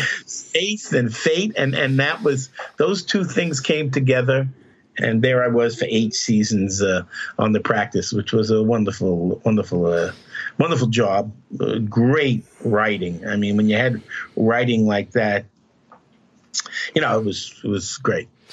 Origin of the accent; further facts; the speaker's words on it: New York City, New York, United States; growing up in Brooklyn, Catholic school